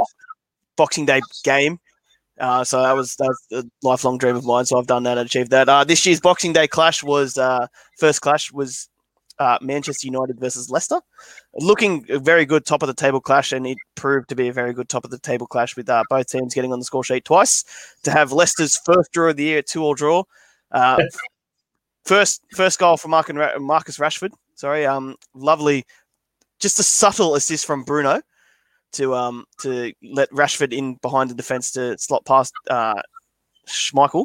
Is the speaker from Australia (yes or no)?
yes; Macarthur, New South Wales, Australia; we're all from MacArthur